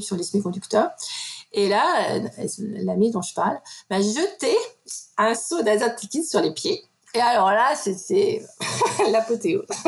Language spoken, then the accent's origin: French; Metz, Grand Est, France; moved away as an adult; je suis originaire de Lorraine, de Metz plus exactement